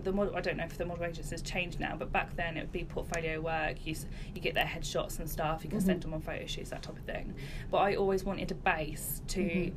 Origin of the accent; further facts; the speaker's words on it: Luton, East of England, United Kingdom; moved away as an adult; now in Great Denham, United Kingdom; I'm originally from Luton.